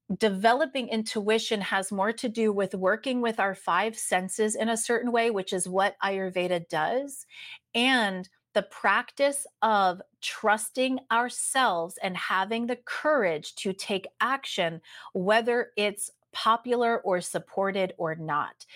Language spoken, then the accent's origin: English; East Coast of the United States, United States; moved away as an adult; also born or lived in San Diego, California; I am originally from the East Coast of the United States